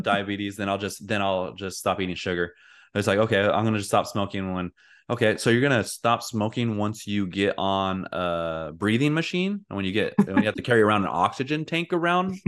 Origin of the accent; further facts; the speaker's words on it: United States; I'm an American